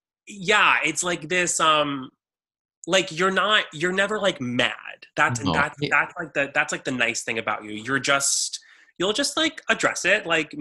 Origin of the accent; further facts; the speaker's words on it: Texas, United States; No, I have I'm from Texas. I have a good gut.